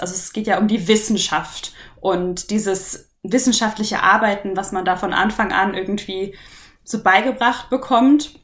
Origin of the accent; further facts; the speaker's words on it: near Munich, Bavaria, Germany; ich komme aus der Nähe von München